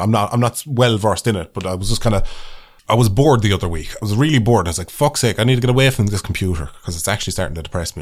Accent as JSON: {"language": "English", "country": "Ireland", "said": "as an Irish person"}